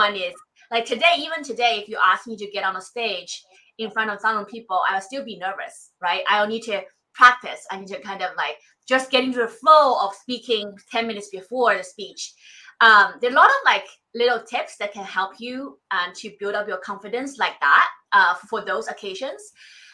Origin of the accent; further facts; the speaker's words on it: Shanghai, China; moved away as an adult; now in United States; I came from Shanghai, not Beijing.